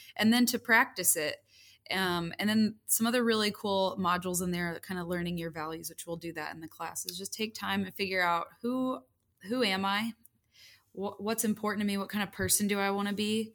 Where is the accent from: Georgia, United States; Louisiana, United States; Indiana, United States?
Indiana, United States; moved away as an adult; also born or lived in Chicago / Texas; I grew up mostly in Indiana.